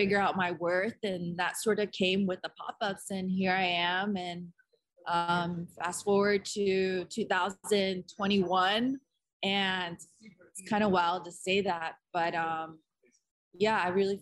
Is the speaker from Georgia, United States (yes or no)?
yes; Dalton, Georgia, United States; also born or lived in California; now in Atlanta, United States; I've been raised in Northwest Georgia since I was 8 years old. I was born in California